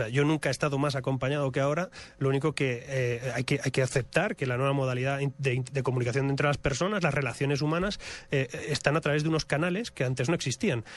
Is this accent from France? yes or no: no; Spain; moved away as an adult; Yo vengo de España, yo vivo fuera de España hace muchos años